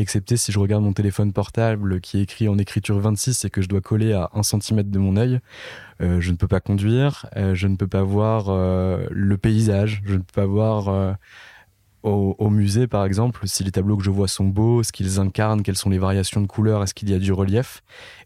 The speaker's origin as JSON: {"language": "French", "town": "Nancy", "region": "Grand Est", "country": "France", "said": "je viens pas de Paris et je viens d'une ville du nord-est de la France qui s'appelle Nancy"}